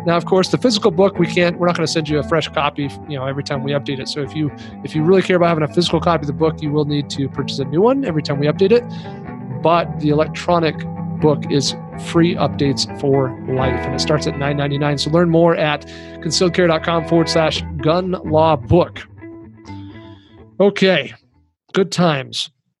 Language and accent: English; Kingston, Jamaica; I am from Kingston in Jamaica